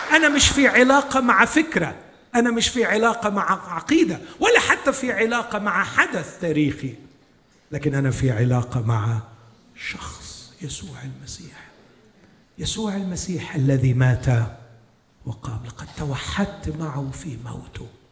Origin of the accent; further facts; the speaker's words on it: Egypt; عندنا في مصر